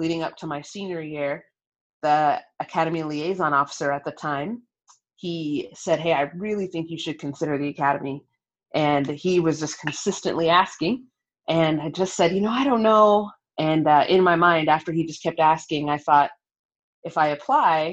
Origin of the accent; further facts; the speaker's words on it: Sacramento, California, United States; also born or lived in Long Beach, California; I was born in Long Beach, California, and raised in Sacramento, California